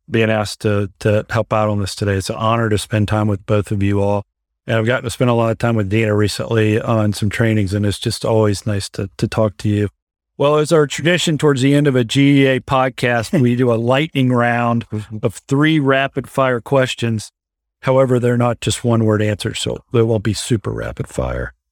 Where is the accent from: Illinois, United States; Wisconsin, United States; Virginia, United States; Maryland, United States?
Virginia, United States; Norfolk; I grew up in Norfolk, Virginia.